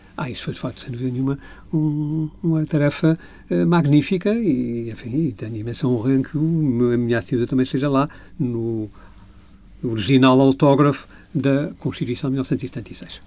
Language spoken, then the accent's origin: Portuguese; Azores, Portugal; Eu sou açorianos, quatro costados. A minha família é açoriana desde há centenas de anos